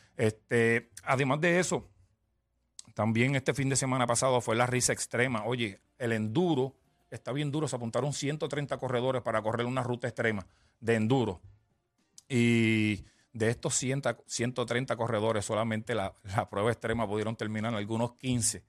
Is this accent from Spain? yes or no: no; Ponce, Puerto Rico; Yo soy de Ponce